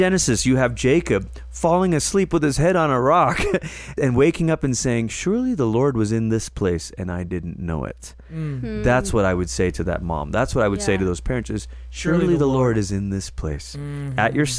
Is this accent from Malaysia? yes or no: yes; Malaysia; moved away; I grew up in Malaysia and it was a row of terrace houses.